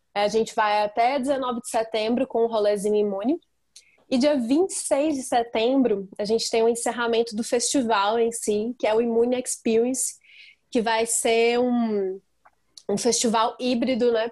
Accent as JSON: {"language": "Portuguese", "town": "Tabira", "region": "Pernambuco", "country": "Brazil", "moved": "yes", "lives_now": "Belo Horizonte, Brazil", "said": "Eu sou de Tabira, é, interior, e vim para BH já faz 13 anos."}